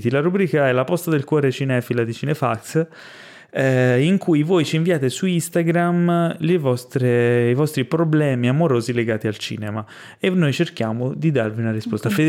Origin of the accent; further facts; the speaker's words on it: Ischia, Campania, Italy; perché io sono di Ischia, non so se lo sapete, sono nato a Ischia, quindi volevo vedere la mia isola con eh, Chris Hemsworth.